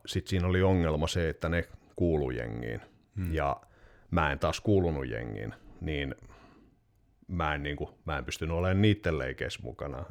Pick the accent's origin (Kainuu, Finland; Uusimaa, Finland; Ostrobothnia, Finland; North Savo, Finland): Ostrobothnia, Finland; Vaasa; moved away; also born or lived in Turku; mä olin Vaasasta kotoisin